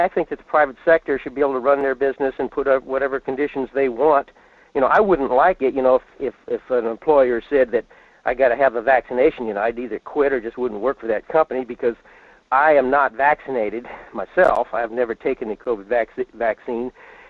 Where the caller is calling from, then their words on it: Fairbanks, Alaska, United States; in Fairbanks.